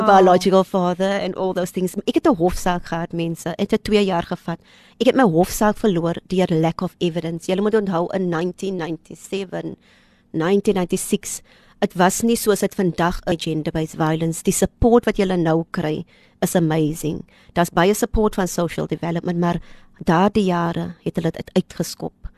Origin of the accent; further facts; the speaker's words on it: Kraaifontein, Western Cape, South Africa; Ons is eintlik van Kraaifontein